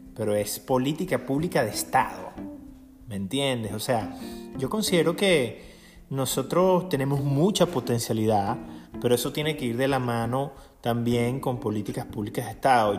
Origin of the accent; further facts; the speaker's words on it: Aragua, Venezuela; yo soy del estado de Aragua y en el estado de Aragua es la cuna del agrónomo en Venezuela